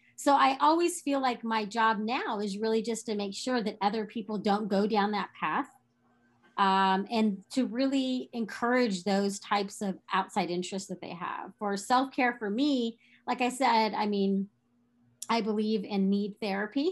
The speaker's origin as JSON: {"language": "English", "region": "Texas", "country": "United States", "tie": "born or raised there", "said": "growing up in Texas"}